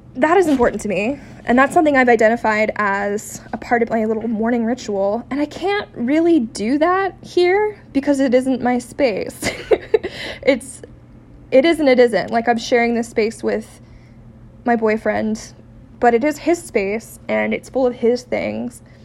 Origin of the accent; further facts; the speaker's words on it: San Diego, California, United States; now in Seattle, United States; I'm not from here, I'm from San Diego.